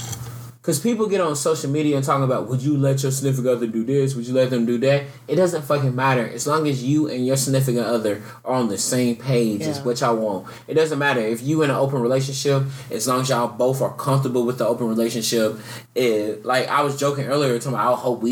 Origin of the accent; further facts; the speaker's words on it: Southeast, United States; also born or lived in Louisville, Kentucky; For growing up in the Southeast, it's like, it's just polite. Southern hospitality.